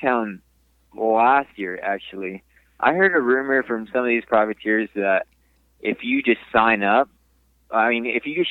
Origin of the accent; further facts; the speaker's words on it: Houston, Texas, United States; I'm from Houston, Texas, born and raised, lived here my whole life.